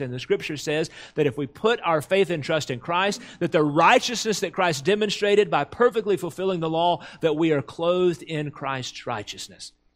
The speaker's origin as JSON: {"language": "English", "country": "United States", "said": "Americans, as, as English speakers, we have one word for love"}